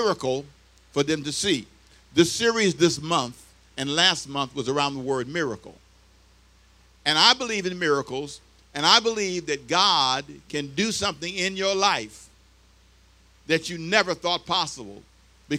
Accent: Los Angeles, California, United States; I was here for 2 years in high school, but I grew up in L.A. I was born here but raised in Los Angeles

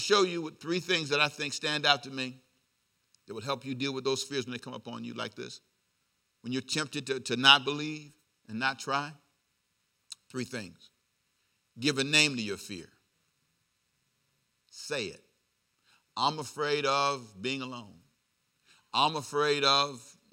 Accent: Los Angeles, California, United States; I lived down the street from USC. University of Southern California.

